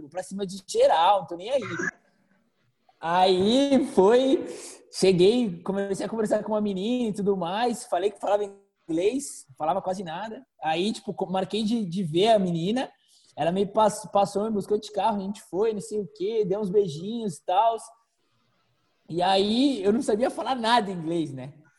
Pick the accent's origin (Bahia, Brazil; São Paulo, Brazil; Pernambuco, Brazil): São Paulo, Brazil; moved away; also born or lived in Croatia / Spain; sou de São Paulo